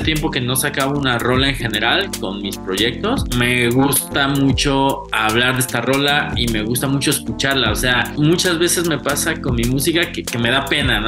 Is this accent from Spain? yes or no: no; Mexico; somos mexicanos